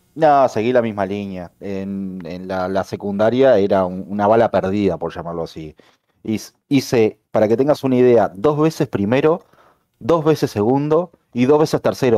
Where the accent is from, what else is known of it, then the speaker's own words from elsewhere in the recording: Montevideo, Uruguay; soy de Uruguay, como muchos ya lo saben, más precisamente de Montevideo